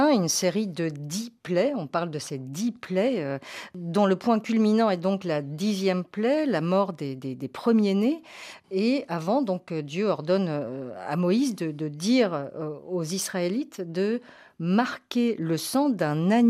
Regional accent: Poland; Enfin, moi, je suis polonaise, hein, parce que c'est différent.

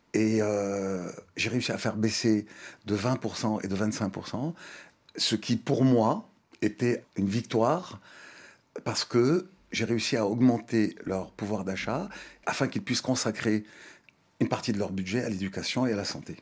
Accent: Thiès, Senegal; moved away; also born or lived in Dakar; Je suis né à Dakar, mais mes parents ont vécu à Thiès. Moi-même, j'ai vécu 18 ans à Thiès.

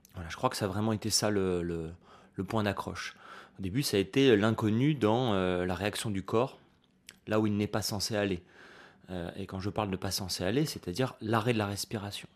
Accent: Nice, Provence-Alpes-Côte d'Azur, France; en grandissant à Nice, tous les étés, j'allais, euh, à la plage, comme tous les gosses

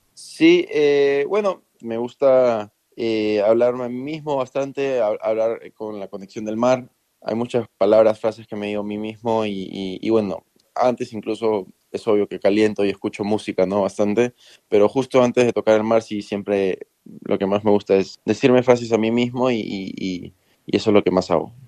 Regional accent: Peru; En el colegio tal vez jugué fútbol, porque en Perú todo el mundo juega fútbol

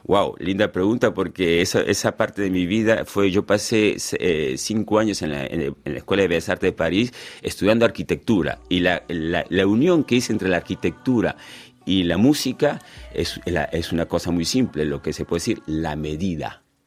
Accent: Lima, Peru; also born or lived in Cuba; now in France; soy peruano de Lima

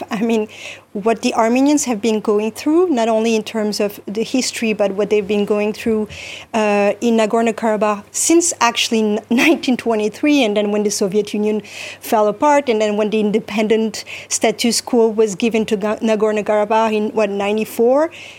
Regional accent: Turkey; Hey, I'm from Turkey.

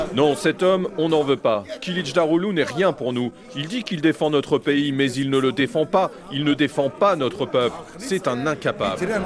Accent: Diyarbakır Province, Turkey; je suis né et j'ai grandi à Diyarbakir.

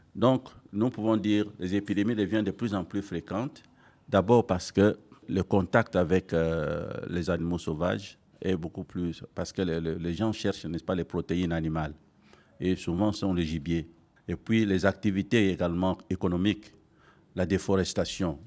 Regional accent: DR Congo; ici chez nous en RDC

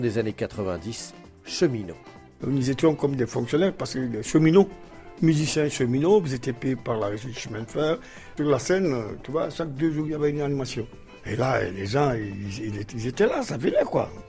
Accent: Bamako, Mali; also born or lived in Senegal; Sénégalais d'origine, et puis bien de naissance, et puis, mais bon, j'ai grandi à Bamako

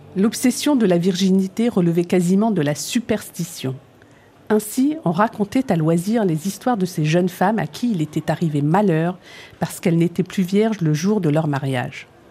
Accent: France; also born or lived in Algeria; me voilà donc de retour en France, plus française que jamais

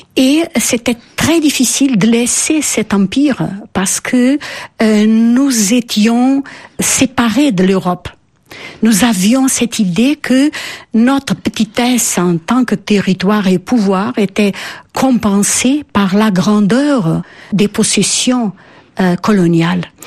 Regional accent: Portugal; French is a second language; Je suis une fille de l'école républicaine portugaise.

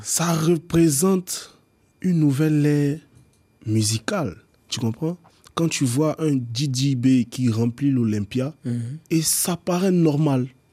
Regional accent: Abidjan, Côte d’Ivoire; Je nais à Abidjan

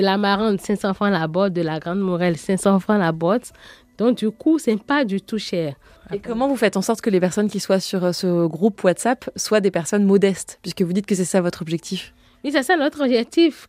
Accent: Porto-Novo, Ouémé, Benin; Je suis née au Bénin porte nouveau la capitale politique du Bénin.

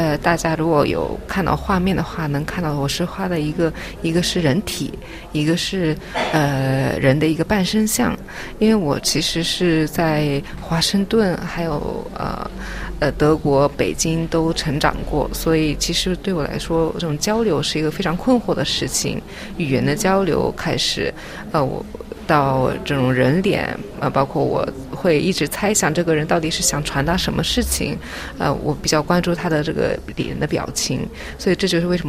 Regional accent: Japan; born there; 然后我是在日本出生，嗯，在很多国家成长，目前是在北京和东京有工作室。

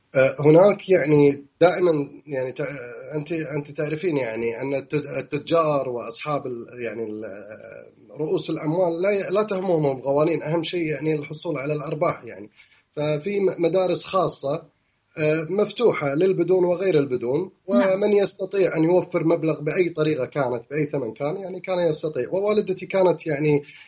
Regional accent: Kuwait; moved away as an adult; now in London, United Kingdom; عندنا في الكويت

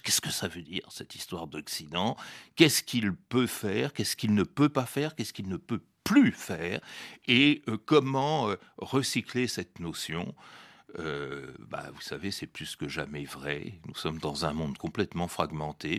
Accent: France; que je m'intègre totalement dans la société française

